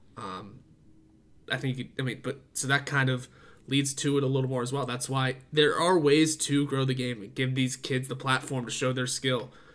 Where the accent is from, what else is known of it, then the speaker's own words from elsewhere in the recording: Pennsylvania, United States; We're both from Pennsylvania